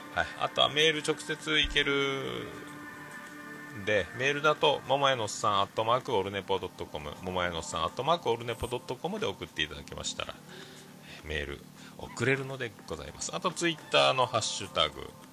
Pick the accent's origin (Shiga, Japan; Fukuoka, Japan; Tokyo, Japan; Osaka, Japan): Fukuoka, Japan; 僕らの中学校は、まあ、福岡があの福岡では僕らの世代で言うともう、まあ、福岡ってどこ中って聞く文化